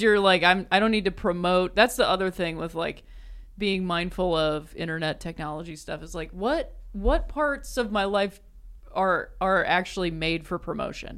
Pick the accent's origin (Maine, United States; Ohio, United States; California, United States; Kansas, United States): Ohio, United States; Akron; moved away as an adult; also born or lived in South Bend, Indiana / Chicago; I was born and raised in Akron